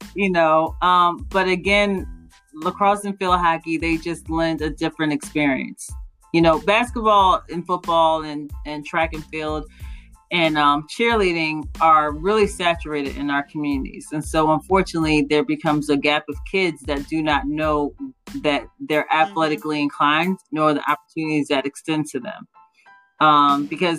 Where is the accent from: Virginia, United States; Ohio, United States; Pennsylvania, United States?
Pennsylvania, United States; Radnor Township; I grew up in Radnor Township